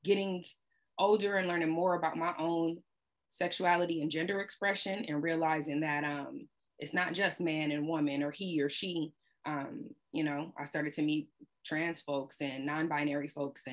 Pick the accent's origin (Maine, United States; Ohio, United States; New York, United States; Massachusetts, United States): Ohio, United States; moved away as an adult; also born or lived in Washington, D.C.; I'm from Ohio